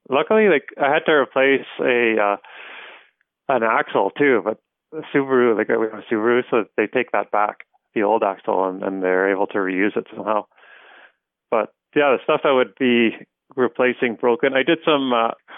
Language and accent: English; Stittsville, Ontario, Canada; I grew up in Stittsville, which is at the time, it's about 40 kilometers outside of downtown Ottawa